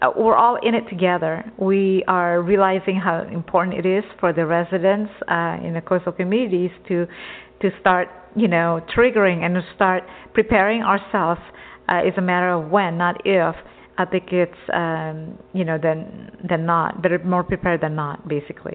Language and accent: English; Texas, United States; moved away as an adult; also born or lived in Java, Indonesia; now in Southern California, United States; I grew up in Texas since I was, you know, 4 or 5 years old. I came from an island, Java Island